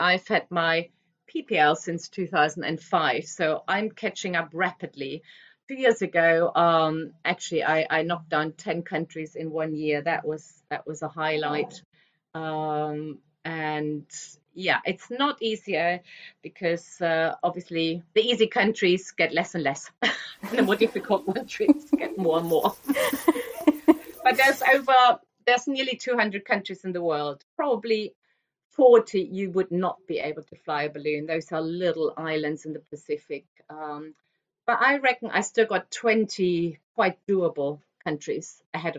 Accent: Germany; moved away; I'm originally from Germany

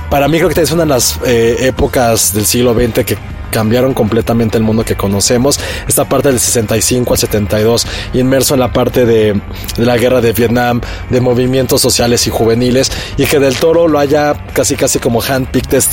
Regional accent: Mexico; a mí en mi caso, que no, no crecí en México, pues, nada más tenía como yo conciencia de mi país literariamente e infantilmente, porque era un niño, acerca de La Llorona

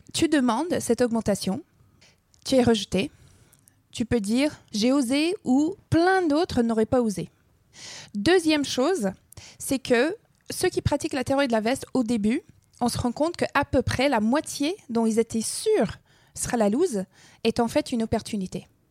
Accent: Alberta, Canada; first language English; French is a second language; moved away; j'ai grandi dans, dans l'Alberta

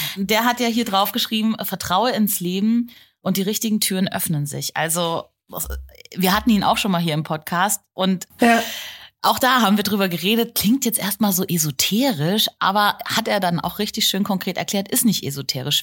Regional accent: Germany; hier bei uns in Deutschland

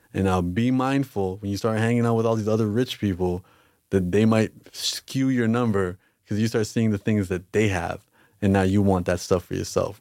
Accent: Canada

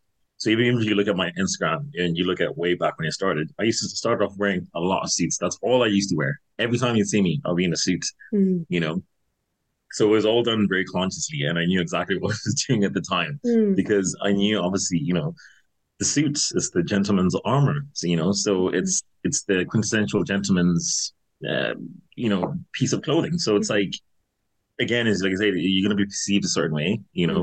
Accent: Castleknock, County Dublin, Ireland; So yeah, so I grew up in Castleknock, like, and like, I was supposed to go to private school here.

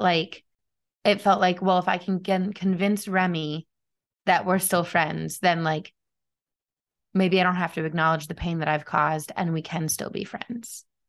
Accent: United States; as an American

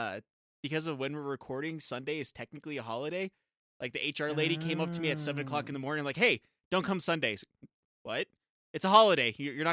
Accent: Colorado, United States; moved away; I grew up in Colorado.

